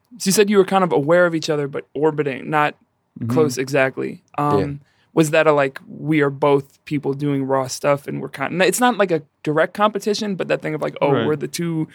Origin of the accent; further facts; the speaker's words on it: New York City, New York, United States; moved away; also born or lived in Iowa; we were in college in Iowa. Damon's from here, but I'm from the Bronx originally.